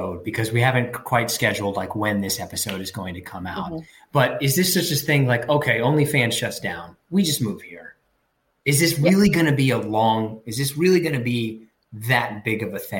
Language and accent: English; United States; I am a American male